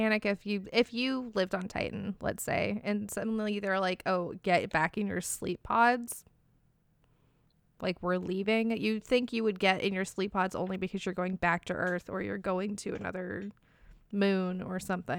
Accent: Bay Area, California, United States; So I grew up in the Bay Area

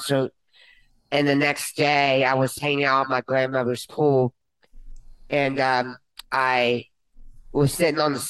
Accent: Conroe, Texas, United States; I was born prematurely in Conroe, Texas. Yes, I live just 10 minutes away from here

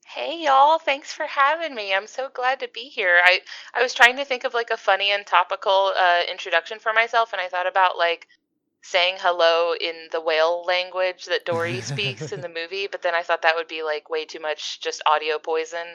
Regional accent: East Coast, Florida, United States; I grew up on the East Coast. I'm out here in Florida

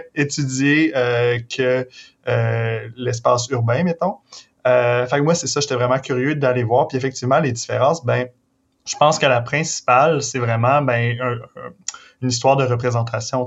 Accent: Victoriaville, Quebec, Canada; j'ai grandi à Victo

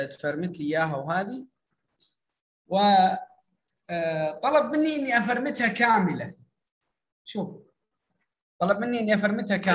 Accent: Iraq; عندنا في العراق يسمونها حاسبات

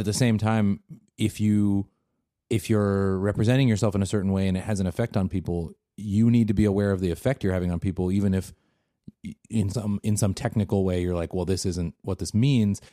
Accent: Seattle, Washington, United States; now in Bay Area, United States; growing up in Seattle

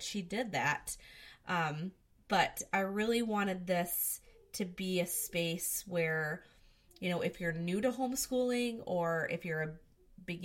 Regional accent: Michigan, United States; I am from Michigan

